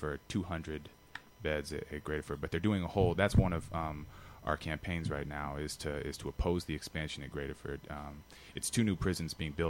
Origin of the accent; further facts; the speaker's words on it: Washington, District of Columbia, United States; I'm actually from D.C.